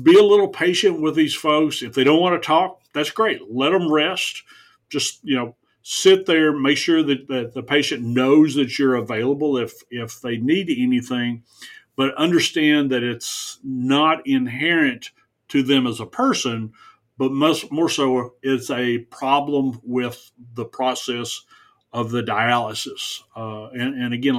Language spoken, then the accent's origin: English; the South, United States; I grew up in the South.